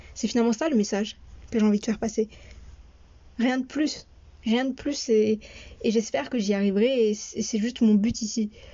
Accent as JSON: {"language": "French", "country": "France", "tie": "born or raised there", "also_born_or_lived": "Morocco (parents' origin)", "said": "je suis née et j'ai grandi en France"}